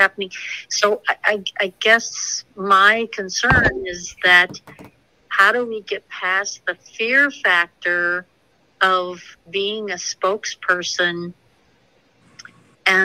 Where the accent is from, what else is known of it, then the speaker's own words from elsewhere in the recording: Tennessee, United States; I'm actually from Tennessee